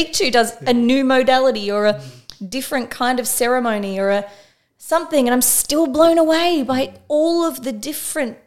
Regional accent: Frankston, Victoria, Australia; I grew up in Frankston

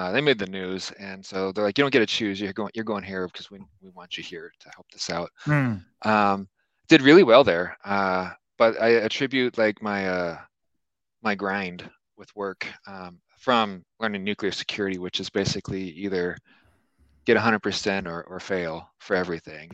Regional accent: Omaha, Nebraska, United States; moved away as an adult; also born or lived in Germany / Kuwait / Minot, North Dakota / Ohio; now in Columbus, United States; they actually stationed me in my hometown

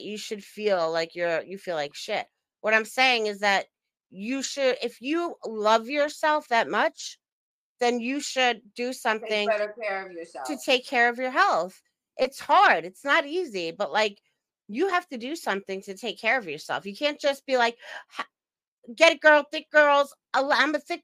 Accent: Long Island, New York, United States; now in Upstate New York, United States; we're from Long Island.

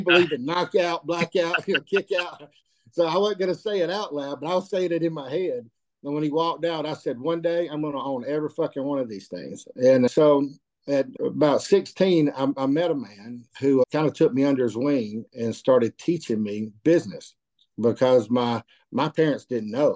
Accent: Cedartown, Georgia, United States; also born or lived in North Carolina; I'm born and raised in Georgia. I, I would view myself just as, as, a country boy. Since Cedartown's been home for me

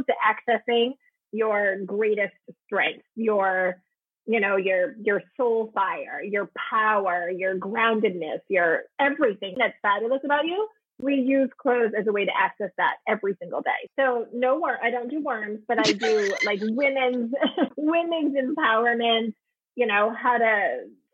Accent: Maine, United States; accent: Maine accent; I grew up in Maine

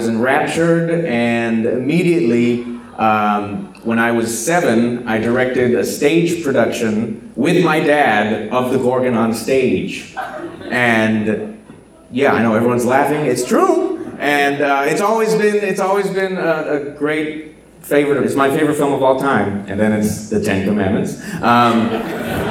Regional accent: South Texas, United States; I'm from South Texas.

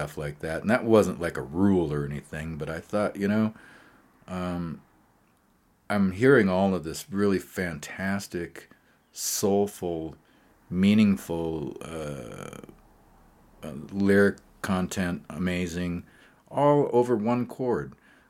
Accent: Great Falls, Montana, United States; I was saying earlier about growing up in Great Falls. I didn't know anything about what was going on in New York City.

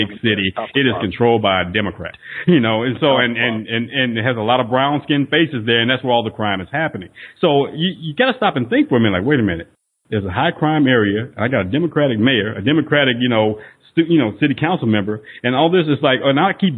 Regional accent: Northeast Texas, United States; I was raised in Northeast Texas

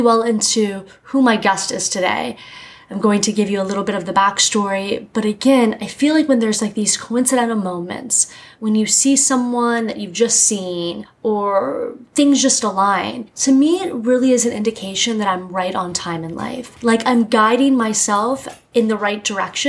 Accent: Miami, Florida, United States; now in New York, United States; I grew up in Miami, so it was just hot all the time. And then I moved to New York

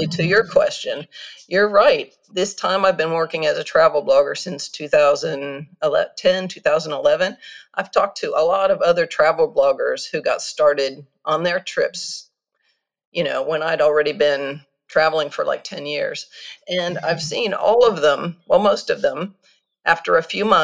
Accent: United States; moved away as an adult; also born or lived in Kyoto, Japan; I'm an American who grew up in the States, but after university, I left to travel the world

